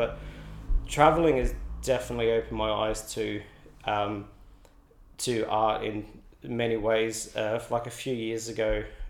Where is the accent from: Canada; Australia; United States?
Australia; So, and when you come here, you, as an Aussie, you really do feel quite at home.